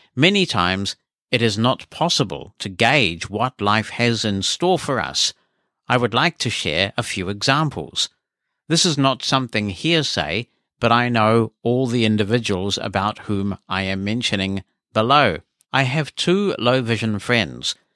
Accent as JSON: {"language": "English", "country": "New Zealand", "said": "as a New Zealander"}